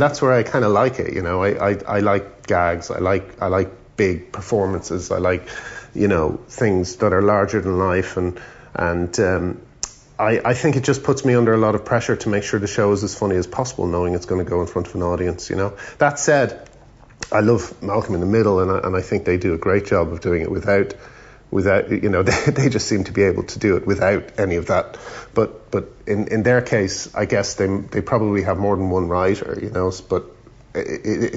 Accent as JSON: {"language": "English", "country": "Ireland", "tie": "born or raised there", "also_born_or_lived": "England", "moved": "as an adult", "said": "growing up in Ireland"}